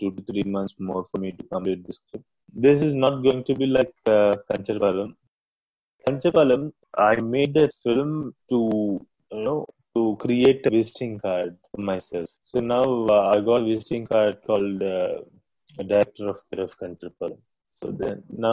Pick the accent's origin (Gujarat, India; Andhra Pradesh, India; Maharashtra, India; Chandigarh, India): Andhra Pradesh, India; Vijayawada; I grew up in Vijayawada